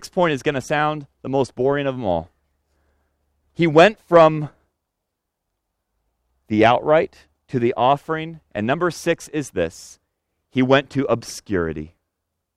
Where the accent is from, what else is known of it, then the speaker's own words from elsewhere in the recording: Senegal; now in United States; the land I was born in Senegal